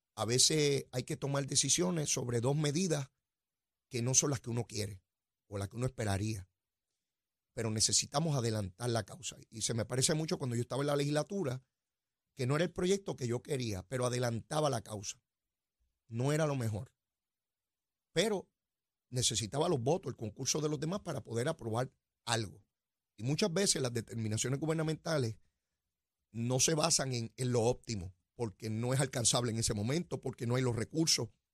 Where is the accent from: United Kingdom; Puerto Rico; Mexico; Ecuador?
Puerto Rico; somos una colonia de los Estados Unidos de América